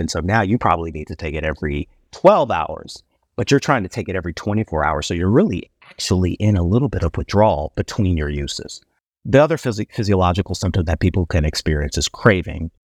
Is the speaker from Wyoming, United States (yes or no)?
no; Chicago, Illinois, United States; moved away as an adult; also born or lived in Ohio; now in Houston, United States; I'm originally from Chicago, Illinois, but I'm a Texan by choice, not by birth.